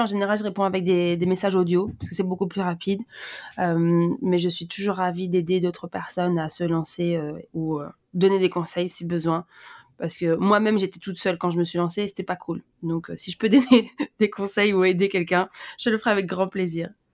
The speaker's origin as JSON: {"language": "French", "town": "Brussels", "region": "Brussels-Capital Region", "country": "Belgium", "tie": "born or raised there", "said": "j'ai grandi à Bruxelles"}